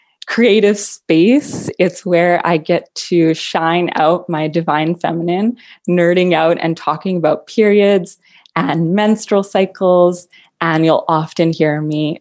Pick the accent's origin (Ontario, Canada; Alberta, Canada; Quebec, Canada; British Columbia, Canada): British Columbia, Canada; Vancouver; moved away as an adult; now in Halifax, Canada; I was born and raised in Metro Vancouver, Canada, which is on the far west coast.